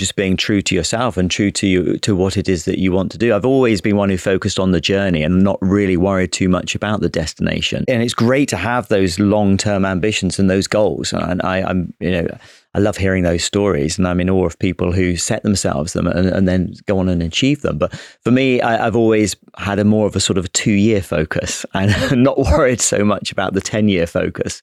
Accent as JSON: {"language": "English", "country": "United Kingdom", "said": "the Brit officer who joined"}